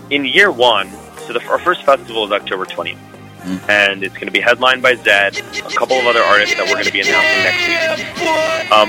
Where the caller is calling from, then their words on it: Las Vegas, Nevada, United States; Calling in from Vegas.